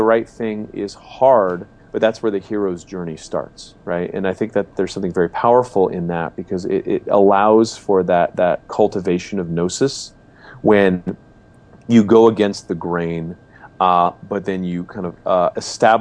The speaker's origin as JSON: {"language": "English", "town": "Los Angeles", "region": "California", "country": "United States", "tie": "born or raised there"}